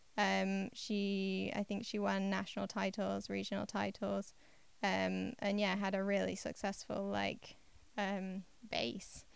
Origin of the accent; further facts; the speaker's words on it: Yorkshire and the Humber, United Kingdom; I grew up in East Yorkshire in England